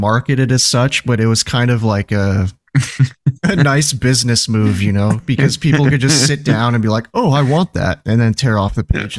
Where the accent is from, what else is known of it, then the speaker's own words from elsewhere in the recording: San Diego, California, United States; moved away; I miss San Diego and I miss my hometown